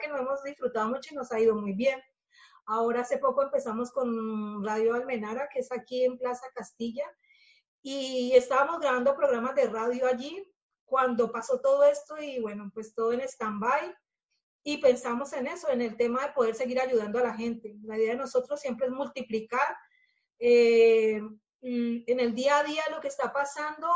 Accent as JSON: {"language": "Spanish", "country": "Colombia", "moved": "as an adult", "lives_now": "Spain", "said": "Estela y yo somos colombianas"}